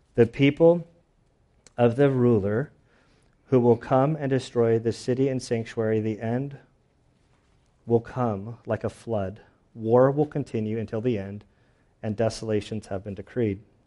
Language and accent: English; United States; I'm an American